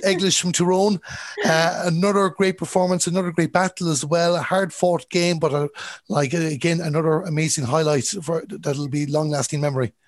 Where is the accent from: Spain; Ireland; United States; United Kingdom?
Ireland; Galway, Connacht; I'm from Galway